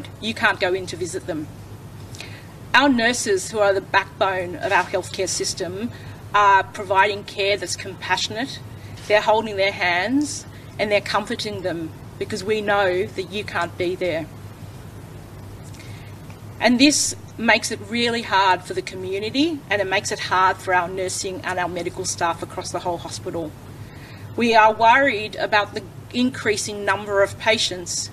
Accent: Liverpool, New South Wales, Australia; now in Penrith, Australia; I grew up in Liverpool and I now live in the Penrith LGA

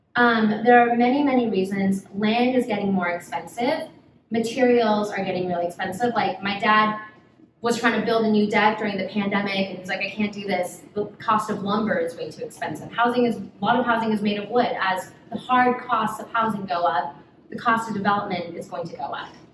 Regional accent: Los Angeles, California, United States; moved away as an adult; also born or lived in Brazil; now in Bay Area, United States; I was born in Brazil. I am Korean American, but I really grew up in Los Angeles.

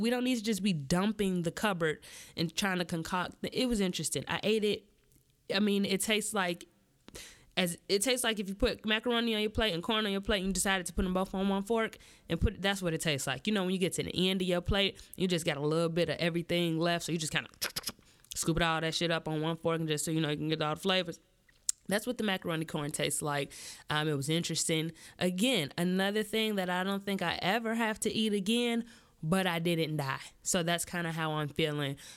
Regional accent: Midwest, United States; I'm born and raised in the Midwest

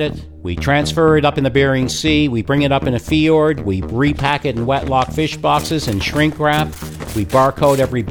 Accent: Newfoundland and Labrador, Canada; this guy who I grew up with in Newfoundland

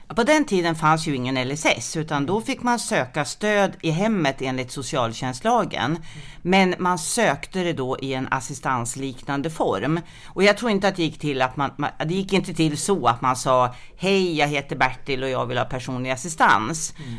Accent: Sundsvall, Västernorrland County, Sweden; moved away as an adult; also born or lived in Skåne; jag kommer ursprungligen från Sundsvall

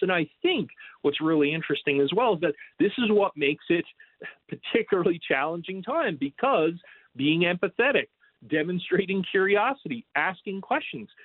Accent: Newfoundland and Labrador, Canada; moved away; I'm from Newfoundland, Canada originally, so right on the water

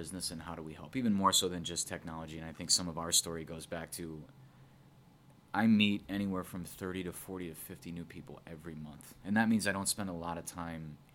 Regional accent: Northwest suburbs, Illinois, United States; born and raised in the Northwest suburbs, so grew up in that area

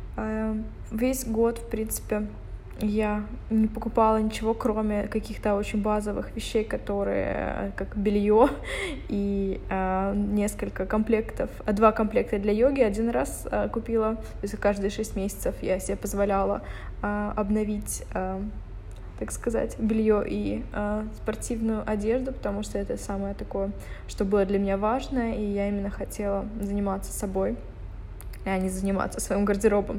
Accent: Dnipro, Dnipropetrovsk Oblast, Ukraine; moved away; там дома в Днепропетровске, в Днепре, где я а, откуда я родом

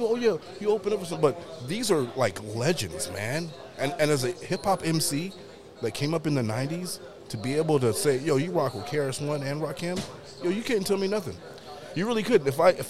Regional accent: Riverside, California, United States; now in Kansas City, United States; in 97, … did a show in my hometown, Riverside.

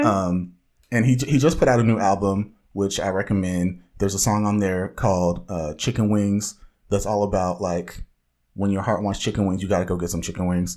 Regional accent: Orange County, Southern California, United States; from the widest part of Southern California

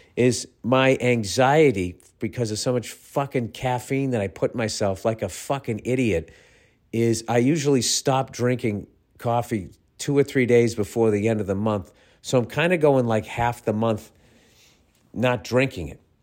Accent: United States

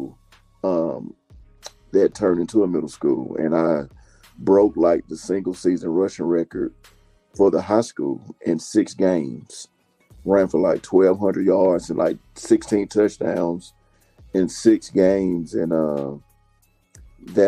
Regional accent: Stone Mountain, Georgia, United States; moved away as an adult; also born or lived in Knoxville, Tennessee; growing up in Georgia, man, you already know I was born and bred a Georgia Bulldog

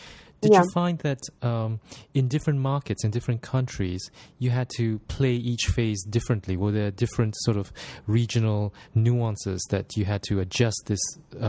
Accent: Singapore; I'm Singaporean, of course

